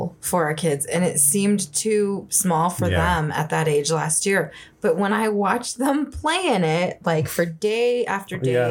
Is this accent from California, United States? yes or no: yes; California, United States; now in Colorado, United States; growing up in California.